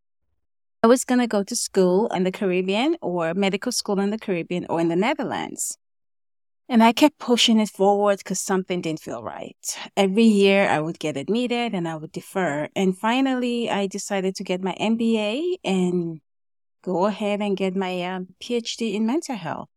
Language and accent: English; Nigeria; moved away as an adult; also born or lived in Kentucky, United States; I was born and raised in Nigeria